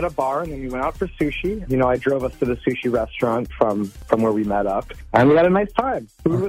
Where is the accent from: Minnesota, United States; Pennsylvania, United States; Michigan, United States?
Minnesota, United States; Cambridge; now in Minneapolis, United States; We both live in Minneapolis, but yeah. we discovered that we're both from Cambridge.